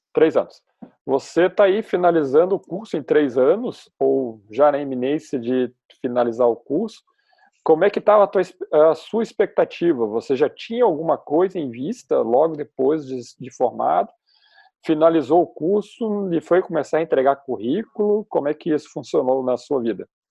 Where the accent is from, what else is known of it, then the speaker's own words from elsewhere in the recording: Porto Alegre, Rio Grande do Sul, Brazil; sou de Porto Alegre